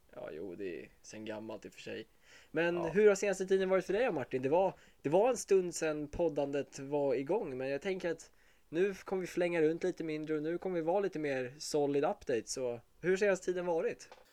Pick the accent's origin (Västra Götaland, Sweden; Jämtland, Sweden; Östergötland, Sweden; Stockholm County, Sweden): Stockholm County, Sweden; Åkersberga; jag är 23 år från Åkersberga